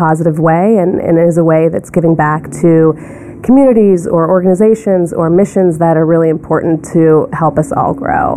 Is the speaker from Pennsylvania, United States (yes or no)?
yes; Ellwood City, Pennsylvania, United States; moved away as an adult; also born or lived in Sewickley, Pennsylvania / Washington, D.C.; now in New York, United States; I was born in Swickley, Pennsylvania, and I grew up in a really small town about an hour outside of Pittsburgh called Elwood City